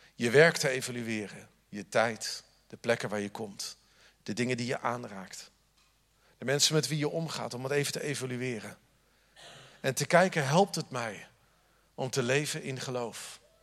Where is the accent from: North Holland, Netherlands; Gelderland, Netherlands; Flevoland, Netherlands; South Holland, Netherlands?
South Holland, Netherlands; The Hague; accent: Haags; now in Groningen, Netherlands; De eerste keer dat ik in Friesland sprak, dachten ze dat ik Willem-Alexander was. Zo haag sprak ik